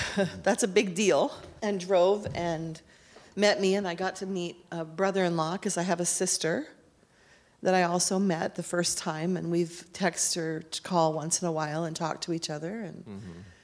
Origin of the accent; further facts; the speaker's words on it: Kennewick, Washington, United States; I was born in Kennewick, Washington on March 13th, 1963